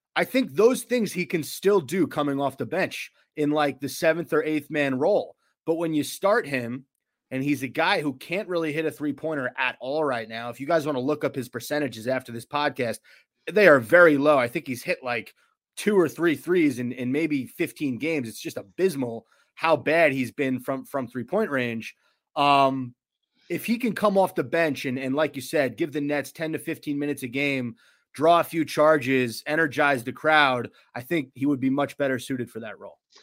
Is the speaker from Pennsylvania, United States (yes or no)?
no; River Edge, New Jersey, United States; I grew up in River Edge, New Jersey